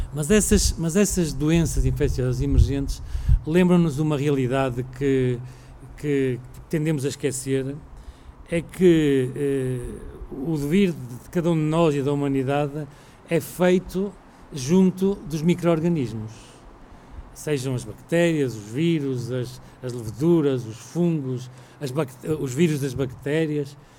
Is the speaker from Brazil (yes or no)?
no; Portugal; nós enquanto portugueses